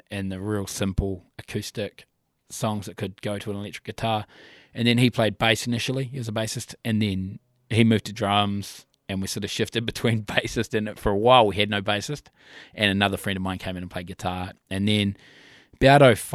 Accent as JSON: {"language": "English", "region": "Nelson", "country": "New Zealand", "tie": "born or raised there", "moved": "as an adult", "lives_now": "Christchurch, New Zealand", "said": "I'm actually from Nelson originally. Then I moved down to here in 08. But me and a fella called AJ were mates from high school"}